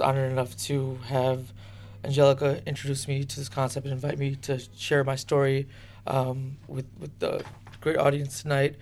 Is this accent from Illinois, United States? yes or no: yes; Chicago, Illinois, United States; I was brought here by my parents back in April of 88. I was 2 years old. Since then, I was raised in Chicago